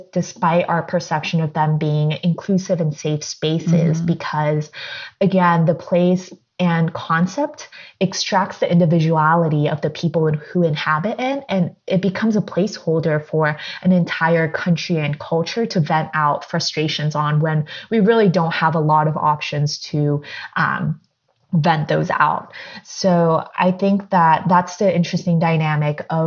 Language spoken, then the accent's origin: English; Southern California, United States; also born or lived in Korea; I was born in Korea and I was raised in Southern California